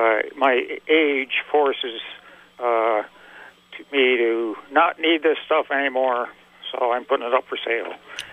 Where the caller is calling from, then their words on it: Port Henry, New York, United States; I'm calling from the Port Henry, New York area.